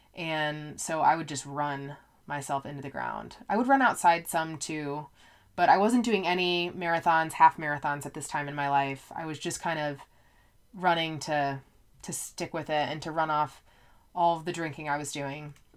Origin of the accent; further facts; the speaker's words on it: Indiana, United States; also born or lived in Colorado; I am from Indiana, so a lot of my friends in high school went to I U, Purdue